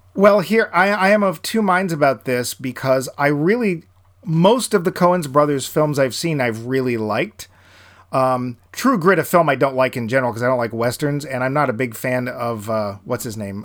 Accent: New England, United States; also born or lived in southern Florida; I'm from New England, and I lived a year in southern Florida

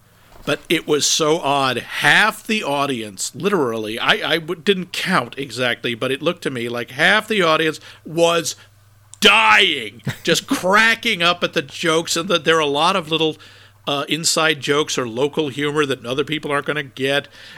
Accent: Northeast, United States; I'm from the Northeast. I'm from this not a heavy urban area

